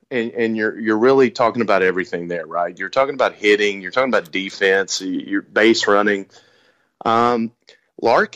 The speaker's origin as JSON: {"language": "English", "town": "Lexington", "region": "Kentucky", "country": "United States", "tie": "born or raised there", "accent": "Kentucky", "said": "I am from Lexington, but I'm born and raised in Kentucky. So this is really a true Kentucky accent"}